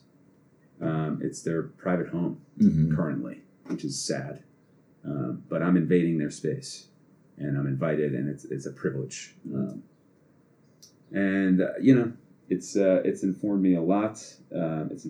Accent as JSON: {"language": "English", "town": "Boston", "region": "Massachusetts", "country": "United States", "said": "I'm fucking from here"}